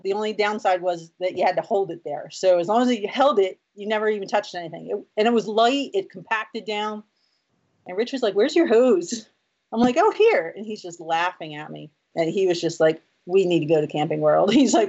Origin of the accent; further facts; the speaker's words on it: New Jersey, United States; moved away; Being from New Jersey, I didn't know that, you know, now all of a sudden I'm staying in RV parks and in a state where, you know, it's my home state.